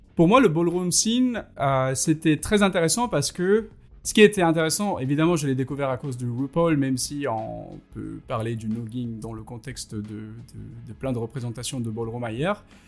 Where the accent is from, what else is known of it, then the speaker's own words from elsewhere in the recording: India; moved away as an adult; quand j'ai quitté l'Inde